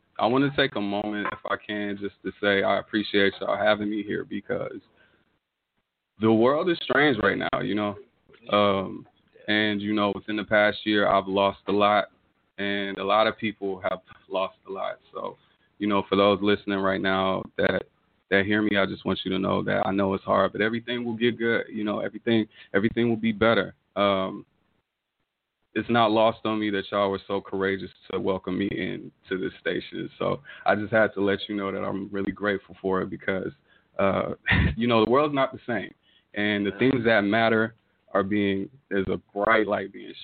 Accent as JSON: {"language": "English", "town": "Tulsa", "region": "Oklahoma", "country": "United States", "tie": "born or raised there", "said": "I was born in Oklahoma City. And then sometime when I was younger, my parents moved here to Tulsa. So I'm pretty much born and raised here"}